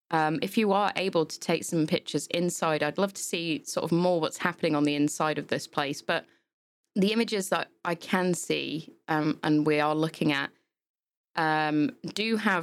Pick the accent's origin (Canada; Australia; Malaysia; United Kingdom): United Kingdom; England; growing up in England as well, like, you know, you've got places like Ann Summers